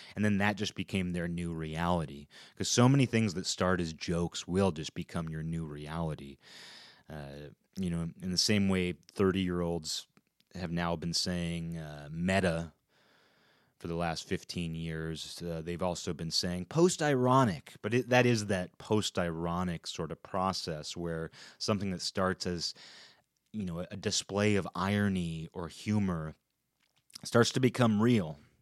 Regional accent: Kirkland, Washington, United States; at the time in which we grew up there

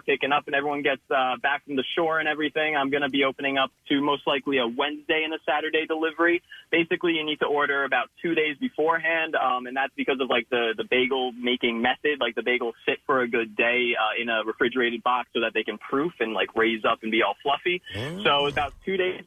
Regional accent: Long Island, New York, United States; moved away as an adult; now in Philadelphia, United States; I'm born and raised on Long Island

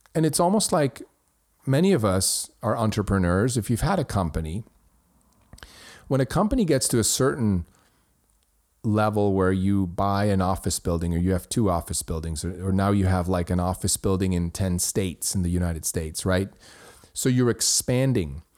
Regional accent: Switzerland; my hometown in Switzerland

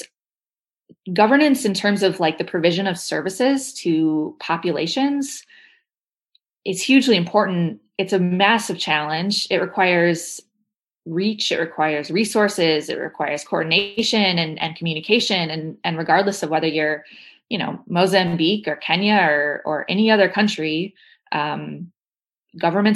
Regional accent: Midwest, United States; As a Midwesterner

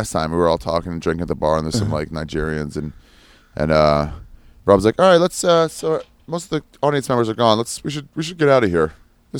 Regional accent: Brooklyn, New York, United States; I'm from Brooklyn.

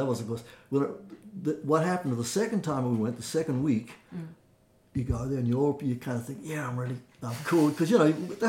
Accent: Australia; moved away; I'm from Australia

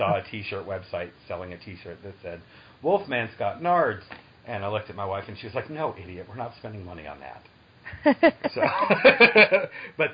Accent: Massachusetts, United States; I grew up in Massachusetts

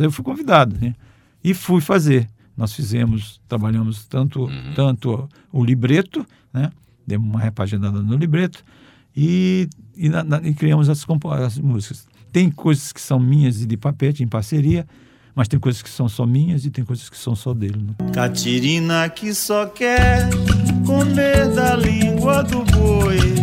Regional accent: Cajari, Maranhão, Brazil; moved away; de Tramaúba, que é o lugar onde eu nasci, no município de Cajari

